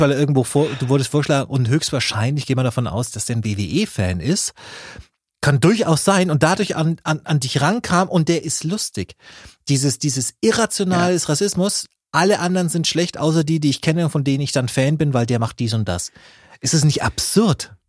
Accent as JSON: {"language": "German", "town": "Nuremberg", "region": "Bavaria", "country": "Germany", "said": "als Nürnberger"}